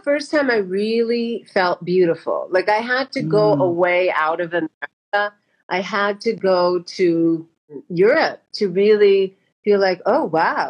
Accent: La Puente, California, United States; also born or lived in India; I grew up in La Puente

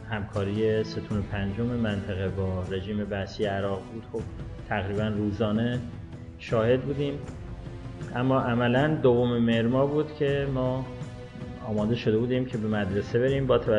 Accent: Abadan, Khuzestan, Iran; متولد 1344 در محله احمد آباد شهرستان آبادان هستم

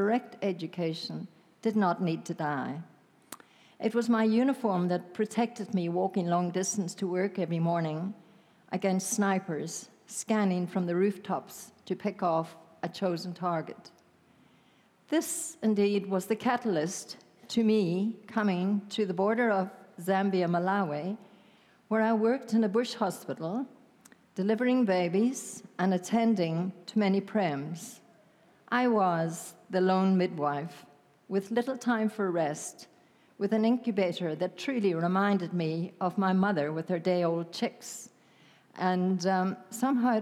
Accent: Northern Ireland, United Kingdom; accent: Irish; now in South Africa; I grew up in Northern Ireland. Many of you have guessed, of course, that I am Irish with my accent, and I don't ever want to lose it

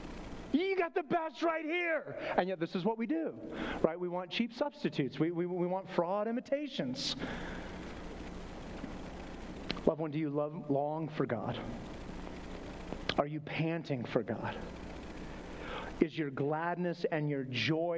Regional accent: Flagstaff, Arizona, United States; moved away; Growing up in Flagstaff, Arizona

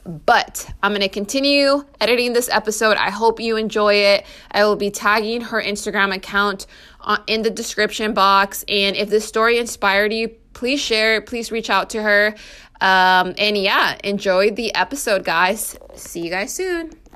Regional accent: California, United States; I come from California

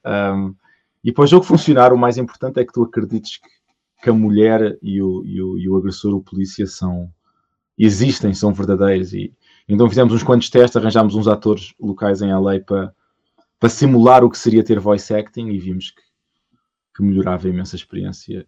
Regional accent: Portugal; moved away as an adult; Eu saí de Portugal uh, o, em 2005.

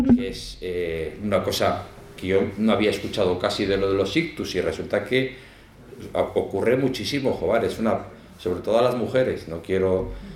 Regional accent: Zaragoza, Aragon, Spain; moved away as an adult; now in El Salvador; aunque soy de Zaragoza, pero me fui jovencico

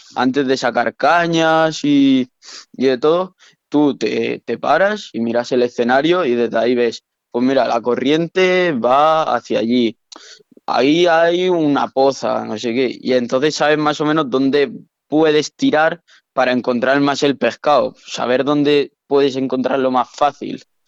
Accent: Teruel, Aragon, Spain; yo soy de Teruel

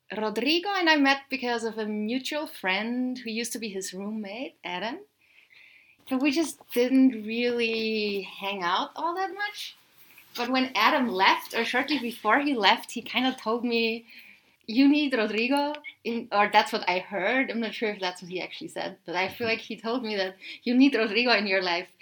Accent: Austria; growing up in Austria

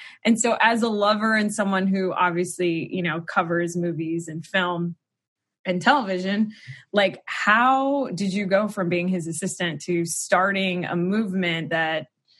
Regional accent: Florida, United States; also born or lived in Mobile, Alabama; we're from Florida, so we'd drive through the South and he'd all of a sudden sound. And we also lived in Mobile, Alabama for a little.

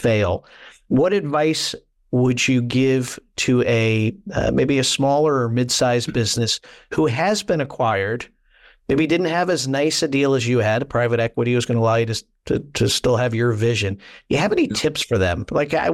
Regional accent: Waterbury, Connecticut, United States; I have a buddy of mine who I grew up with in Waterbury, Connecticut

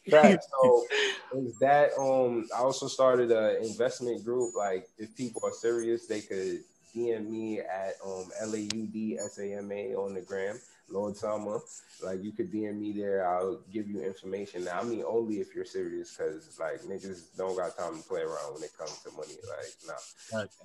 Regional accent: Jamaica; because I already told you I'm Jamaican

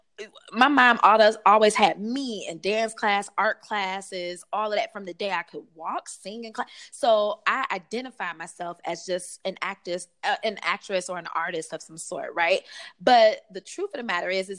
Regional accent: Detroit, Michigan, United States; I grew up on the west side of Detroit

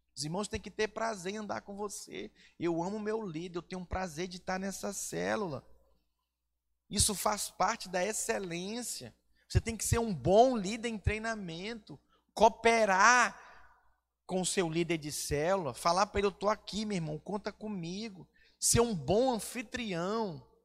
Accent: Manaus, Amazonas, Brazil; now in Vitória, Brazil; eu não sou peregrino aqui em Vitória, no estado do Espírito Santo, porque eu sou do Amazonas, de Manaus

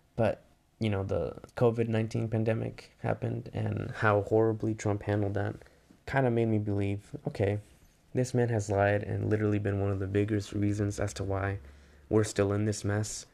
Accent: Bay Area, California, United States; growing up in the Bay Area

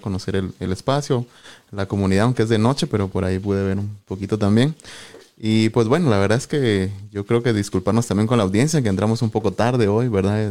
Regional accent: Sololá, Guatemala; Soy originario de Solola, eh, Solola, Solola, ¿verdad? uno de los departamentos aquí vecinos

